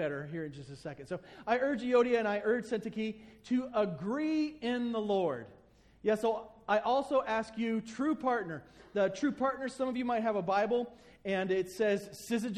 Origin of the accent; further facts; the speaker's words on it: the South, United States; I grew up in the South